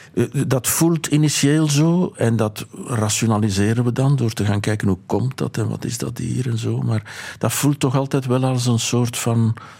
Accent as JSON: {"language": "Dutch", "town": "Boom", "region": "Flanders", "country": "Belgium", "said": "Ik kom uit Boom, uit Ruppelstreek, een gedepriveerde streek"}